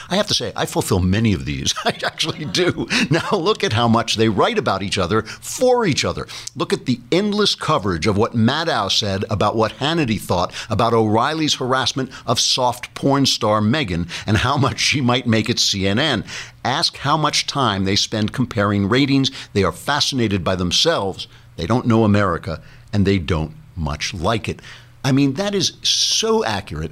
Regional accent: New York City, New York, United States; I'm a New Yorker

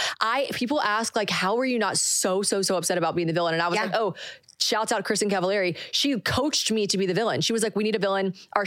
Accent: South Carolina, United States; moved away as an adult; now in Nashville, United States; Born and raised in South Carolina.

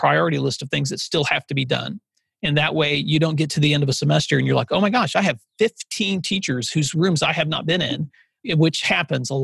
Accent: West Tennessee, United States; I grew up out in West Tennessee

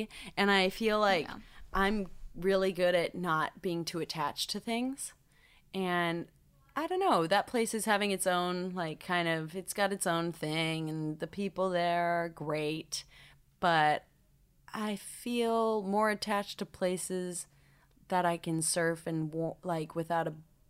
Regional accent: Encinitas, California, United States; I'm from Encinitas, California.

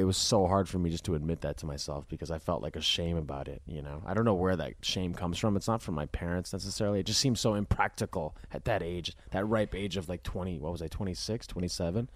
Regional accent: Minnesota, United States; I grew up in Minnesota

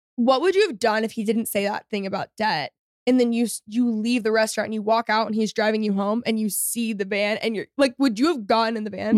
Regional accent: Texas, United States; also born or lived in Los Angeles; I am a a Texan through and through, and I'm a Texas girl

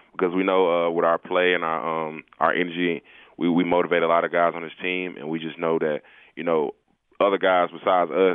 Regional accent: Atlanta, Georgia, United States; I'm from Atlanta

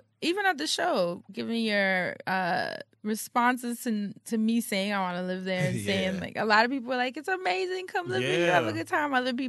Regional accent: New York, United States; I come from New York. I think I've had more than enough mix.

